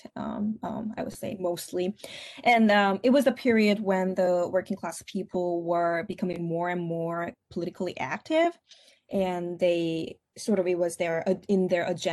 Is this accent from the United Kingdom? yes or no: no; South Korea; English is a second language; moved away as an adult; now in Syracuse, United States; I grew up in Korea.